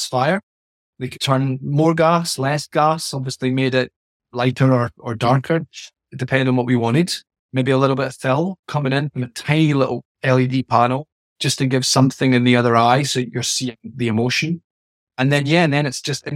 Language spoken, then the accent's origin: English; Scotland, United Kingdom; I'm Scottish